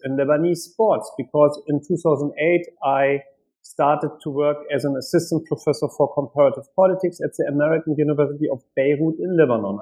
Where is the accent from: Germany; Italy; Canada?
Germany; Hanover, Lower Saxony; also born or lived in Washington, D.C.; I grew up in Germany, in West Germany